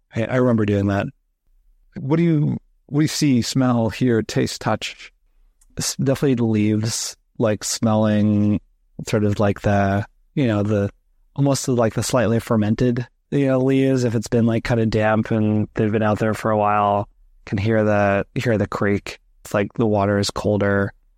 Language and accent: English; New Jersey, United States; moved away as an adult; now in New York, United States; I grew up in New Jersey, so not far from that area